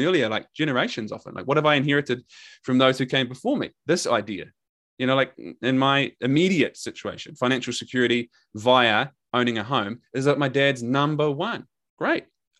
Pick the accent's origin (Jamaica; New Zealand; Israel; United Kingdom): New Zealand; accent: Kiwi; my Kiwi accent